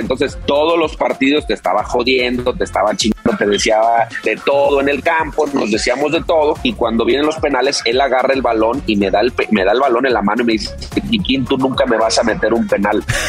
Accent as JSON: {"language": "Spanish", "town": "León", "region": "Guanajuato", "country": "Mexico", "said": "Yo soy de León"}